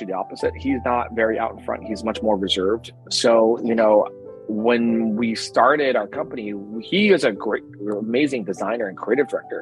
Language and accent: English; New Jersey, United States; also born or lived in Berkeley; I grew up in New Jersey.